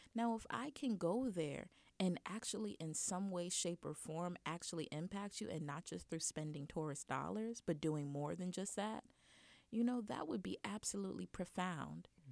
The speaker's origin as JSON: {"language": "English", "country": "United States", "accent": "American", "said": "being American in a different country"}